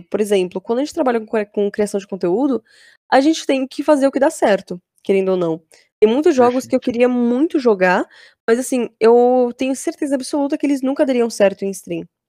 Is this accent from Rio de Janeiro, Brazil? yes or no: no; Embu das Artes, São Paulo, Brazil; Mas eu moro na Grande São Paulo ainda, né? Eu, eu sou de Embu das Artes.